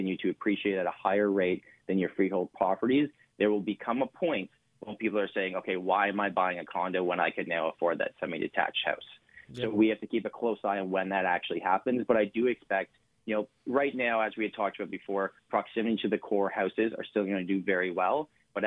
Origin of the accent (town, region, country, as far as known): Canada